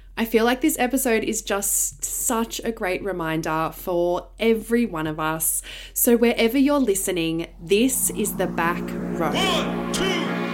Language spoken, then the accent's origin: English; Larrakia country, Northern Territory, Australia; I am a proud Luritja and Warra man who was born and raised on Larrakia country.